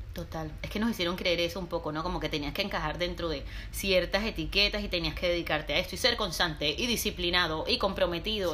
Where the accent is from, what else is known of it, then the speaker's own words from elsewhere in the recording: Barranquilla, Atlántico, Colombia; moved away as an adult; now in Barcelona, Spain; Yo aunque nací y crecí en Barranquilla, en la costa caribe colombiana, soy libanesa también.